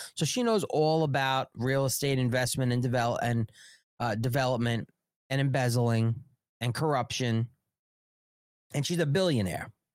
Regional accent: United States; as an American taxpayer

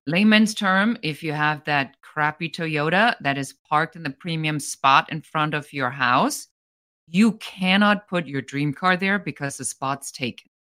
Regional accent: Germany; moved away as an adult; now in United States; I'm originally from Germany. I'm an immigrant

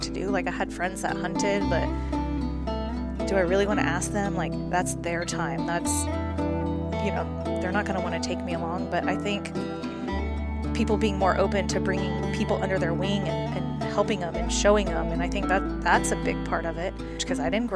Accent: Katy, Texas, United States; I'm from Katy, Houston, very big booming city. We grew up, Grandpa would take us on trips

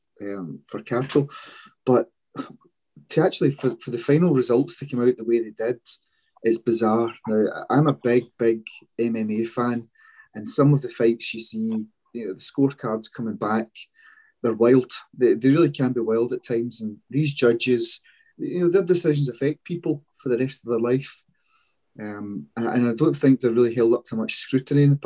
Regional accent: Scotland, United Kingdom

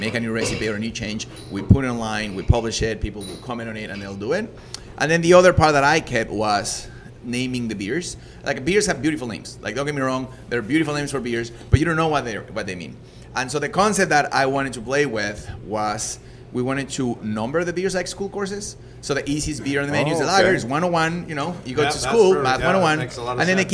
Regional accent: Mexico; English is a second language; moved away as an adult; also born or lived in Leeds, England; now in Canada; I'm not from an English-speaking country. I was born in Mexico

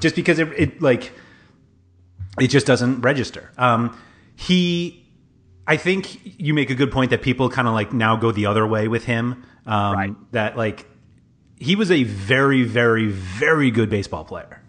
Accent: New York City, New York, United States; I grew up in Manhattan, like half a mile from Madison Square Garden

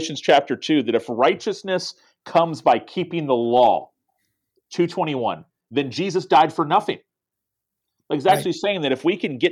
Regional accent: Tallahassee, Florida, United States; I wanted to start a church in my hometown that would reach my friends. And we started a church 15 years ago and have seen incredible things happen since then in the capital city of Florida where I live

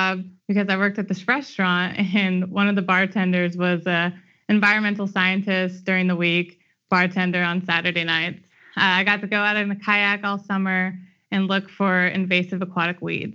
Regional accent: Sacramento, California, United States; moved away as an adult; also born or lived in Nevada / Louisiana / Manitoba; I grew up in Sacramento.

